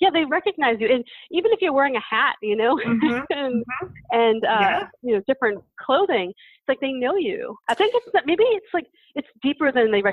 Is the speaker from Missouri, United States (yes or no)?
no; Boston, Massachusetts, United States; moved away; also born or lived in Lake Forest Park, Washington; I'm from Boston, so we say that word